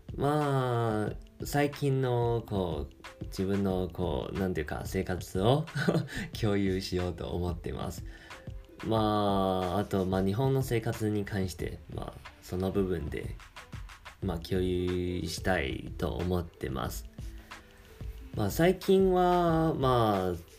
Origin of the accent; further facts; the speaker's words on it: Taiwan; Japanese is a second language; 僕台湾人なんですけど